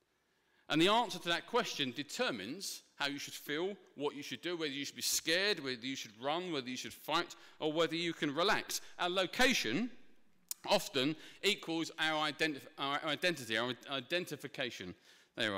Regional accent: Ilford, London, United Kingdom; For example, I'm from Essex, but it's more specifically, yeah, thank you, Ilford Romford way. Now, you might not tell because I've refined my accent over the years

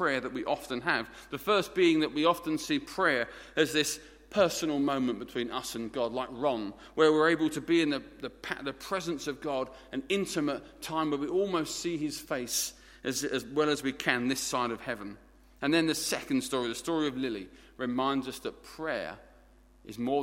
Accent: Essex, East of England, United Kingdom; accent: Essex; My native tongue is Essex, and we speak our own language down there in it

